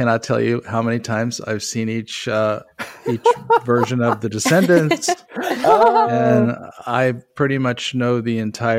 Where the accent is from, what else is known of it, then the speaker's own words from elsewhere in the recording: Southern California, United States; I grew up in Southern California. So I was part of one of those families that went to Disneyland once a year.